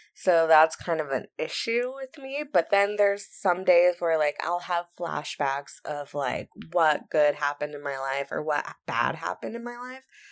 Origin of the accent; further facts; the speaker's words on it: Santa Barbara County, California, United States; moved away; I am from Santa Barbara County. If you don't know where that is, it's in California on the Central Coast